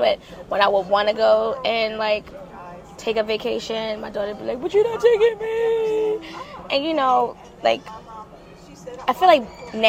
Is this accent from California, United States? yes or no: no; Baltimore, Maryland, United States; I'm born and raised in Baltimore City.